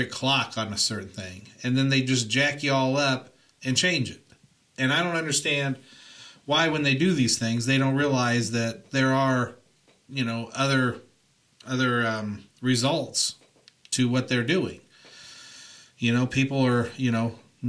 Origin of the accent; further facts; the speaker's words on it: Indiana, United States; now in California, United States; I grew up in Indiana